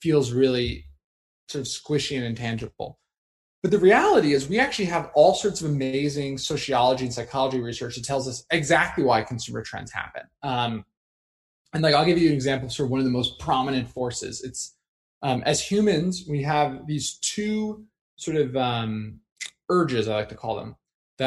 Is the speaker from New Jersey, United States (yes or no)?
yes; New Jersey, United States; I grew up in New Jersey.